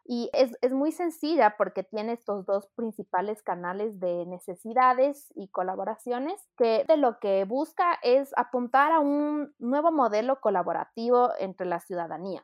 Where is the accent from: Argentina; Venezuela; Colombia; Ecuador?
Ecuador; also born or lived in United Kingdom; soy una ecuatoriana de 30 años